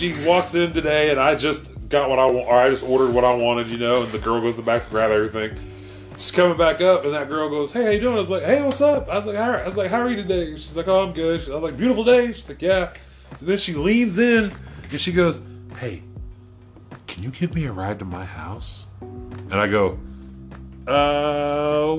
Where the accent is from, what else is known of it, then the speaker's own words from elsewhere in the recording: Oklahoma, United States; I'm a kid from Oklahoma, knowing nobody in this area I'm